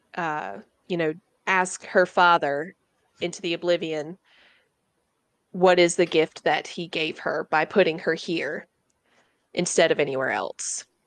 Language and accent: English; the South, United States; growing up in the South